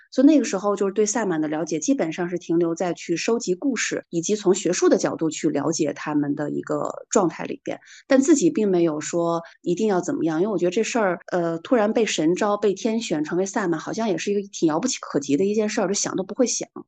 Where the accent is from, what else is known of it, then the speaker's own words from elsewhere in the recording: Hulunbuir, Inner Mongolia, China; 我的老家是在呼伦贝尔嘛，我的老家呼伦贝尔它其实是藏传佛教的格鲁派跟萨满的一个融合的地区